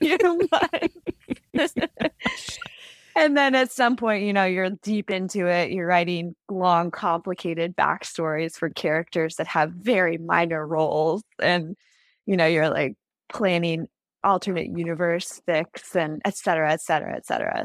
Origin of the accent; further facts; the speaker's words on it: Silicon Valley, California, United States; I grew up in the Silicon Valley.